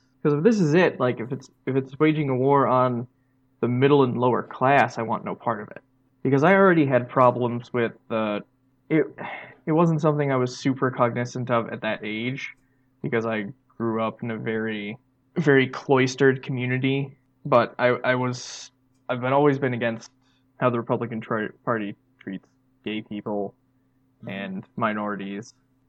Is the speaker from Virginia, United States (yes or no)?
no; Wisconsin, United States